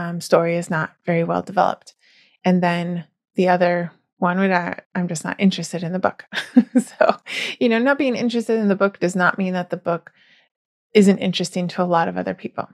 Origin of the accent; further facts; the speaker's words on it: United States; I am American